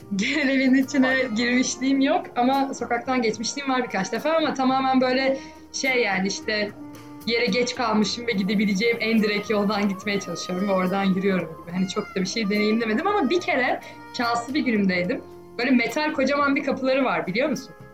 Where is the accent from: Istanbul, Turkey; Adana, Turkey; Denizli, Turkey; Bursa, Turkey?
Istanbul, Turkey; benim de doğduğum büyüdüğüm şehir